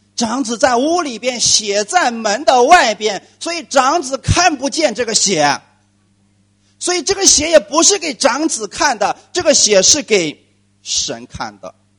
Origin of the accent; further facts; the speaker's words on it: China; 我们中国人一直在过春节